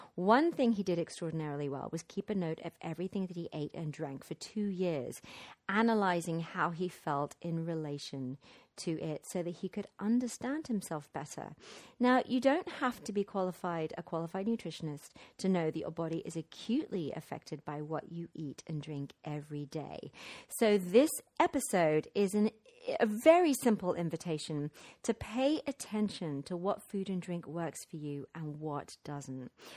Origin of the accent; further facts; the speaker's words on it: London, United Kingdom; moved away; my hometown of London.